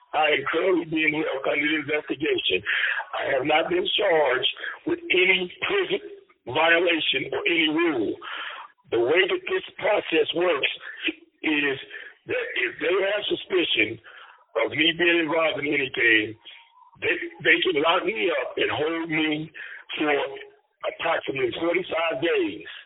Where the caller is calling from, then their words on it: Indiana, United States; I'm calling in from Wabash Valley Correctional Facility, where I am being housed currently on the secured housing unit